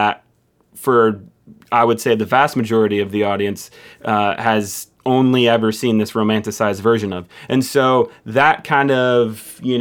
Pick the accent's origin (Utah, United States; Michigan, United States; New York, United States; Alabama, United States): Michigan, United States; I'm from Michigan